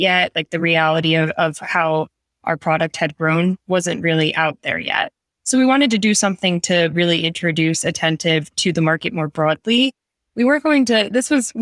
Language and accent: English; New York City, New York, United States; I'm a New Yorker.